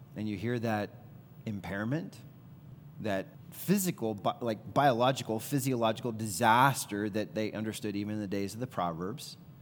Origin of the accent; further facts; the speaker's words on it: the Bible Belt, Deep South, United States; growing up in the Bible Belt, in the Deep South, very conservative culture